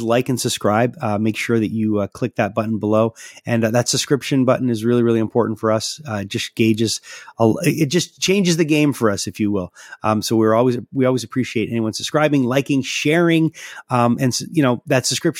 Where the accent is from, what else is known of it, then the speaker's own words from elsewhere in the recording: Quebec, Canada; I'm from Quebec